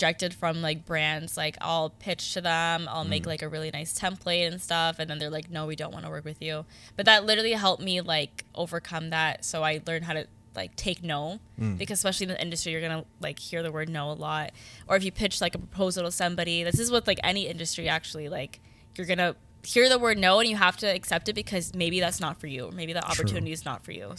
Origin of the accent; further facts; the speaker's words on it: Hamilton, Ontario, Canada; I'm from Hamilton